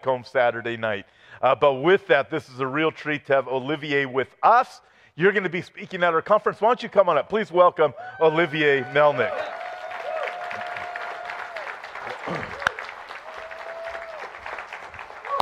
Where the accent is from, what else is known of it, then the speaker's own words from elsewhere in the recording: Los Angeles, California, United States; I was born in Los Angeles, California